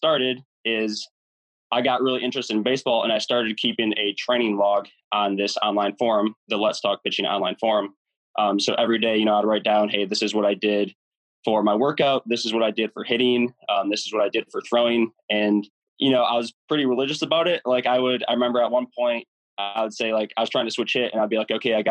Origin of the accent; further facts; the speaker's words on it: Michigan, United States; growing up, I grew up here in Michigan